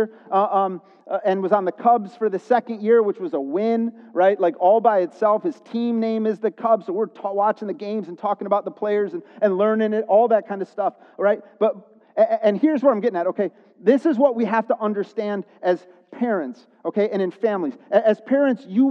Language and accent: English; Chicago, Illinois, United States; because I grew up in the Chicago area, we're Chicago sports fans